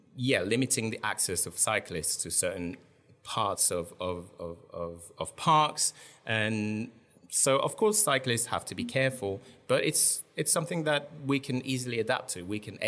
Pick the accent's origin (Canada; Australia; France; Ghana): France; Strasbourg, Grand Est; I grew up in France, in Strasbourg, which is in France quite notorious for having completely embraced the pedestrianization of the entire city center